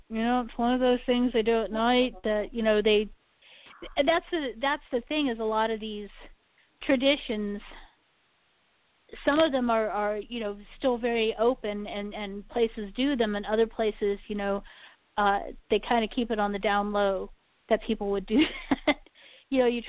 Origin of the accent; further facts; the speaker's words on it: Germany; I remember bits and pieces of this growing up in Germany, is they would sing to the trees.